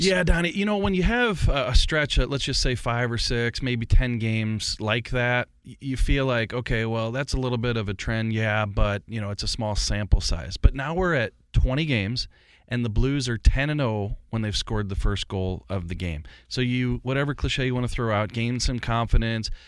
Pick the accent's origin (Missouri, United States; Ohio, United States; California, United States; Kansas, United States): Missouri, United States; St. Louis; I grew up in St. Louis